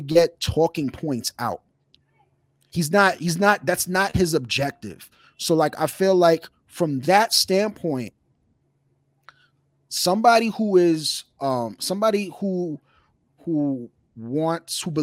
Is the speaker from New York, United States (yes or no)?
yes; New York City, New York, United States; somebody who grew up in New York City